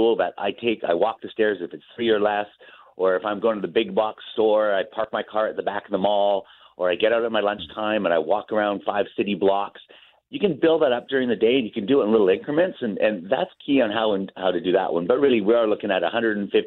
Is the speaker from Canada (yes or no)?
yes; Canada; as Canadian guys.